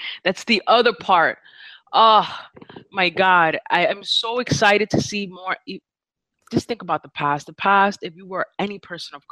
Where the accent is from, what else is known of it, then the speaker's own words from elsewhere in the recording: New York, United States; I'm from New York